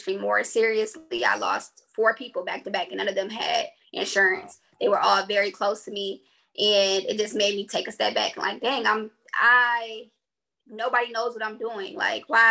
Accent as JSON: {"language": "English", "town": "Detroit", "region": "Michigan", "country": "United States", "moved": "as an adult", "said": "I'm from Detroit originally."}